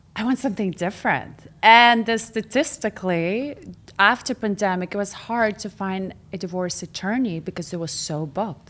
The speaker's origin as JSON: {"language": "English", "region": "Moscow", "country": "Russia", "tie": "born or raised there", "second_language": "English", "moved": "yes", "lives_now": "Orange County, United States", "said": "I grew up in Moscow."}